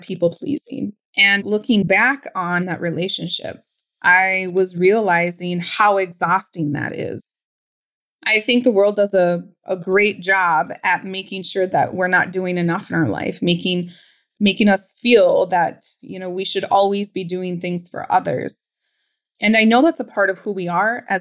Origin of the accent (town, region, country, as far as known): Pine County, Minnesota, United States; born or raised there